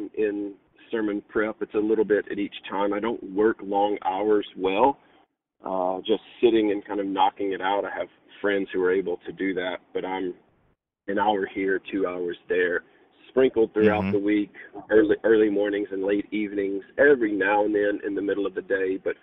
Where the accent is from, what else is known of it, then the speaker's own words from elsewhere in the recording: West Tennessee, United States; also born or lived in Mississippi / Virginia; now in Radford, United States; I moved here from Mississippi and grew up in West Tennessee